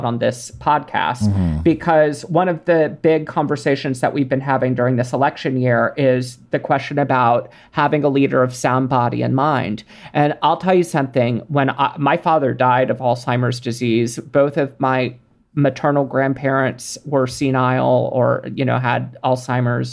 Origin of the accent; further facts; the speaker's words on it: Texas, United States; I grew up in Texas